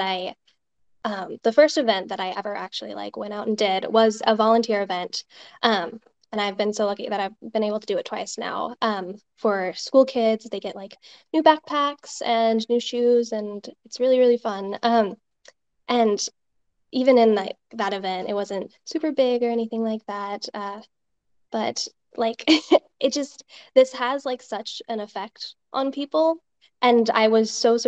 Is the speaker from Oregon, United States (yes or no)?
yes; Oregon, United States; I'm from Oregon